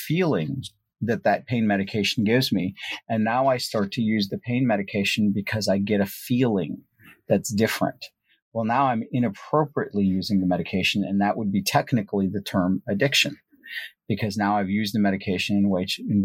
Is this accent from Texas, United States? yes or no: no; St. Louis, Missouri, United States; also born or lived in Punjab, India; I grew up in India. I moved to the United States when I was about 9 years old. And when we moved to the U.S., I grew up in the urban downtown St. Louis area